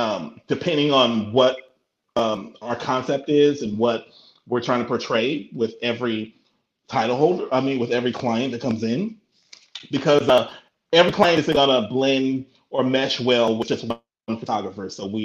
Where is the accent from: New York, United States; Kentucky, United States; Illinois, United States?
Illinois, United States; Markham; also born or lived in Roseland, Chicago; I was born in Roseland, 115th State Street. So then my parents moved to Markham.